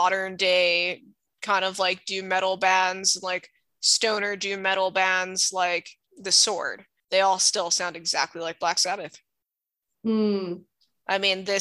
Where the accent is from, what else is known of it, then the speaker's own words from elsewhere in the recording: Hawaii, United States; I grew up in Hawaii